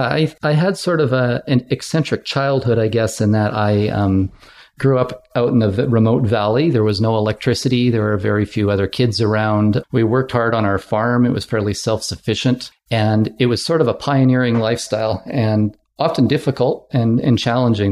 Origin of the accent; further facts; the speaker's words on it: West Kootenays, British Columbia, Canada; moved away as an adult; also born or lived in Ottawa / Victoria / Calgary; I had job opportunities in the West Kootenays where I grew up